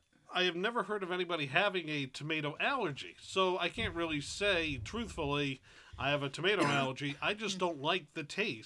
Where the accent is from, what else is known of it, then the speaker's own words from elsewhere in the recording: New England, United States; I'm a native New Englander